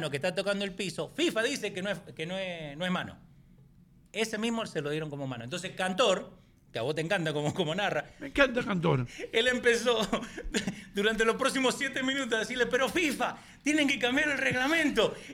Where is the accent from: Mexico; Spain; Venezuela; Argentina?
Argentina; yo soy de Argentina y de Boca, chao.